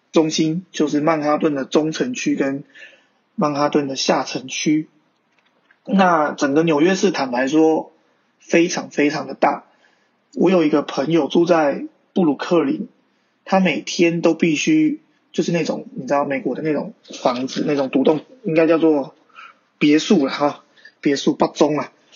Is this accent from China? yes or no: no; Taiwan; 我说，“台湾